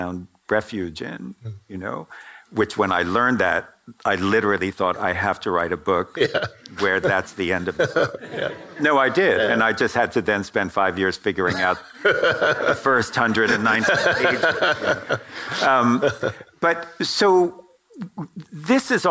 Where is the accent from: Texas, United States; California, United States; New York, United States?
New York, United States; I grew up in New York, and my family members died in the Holocaust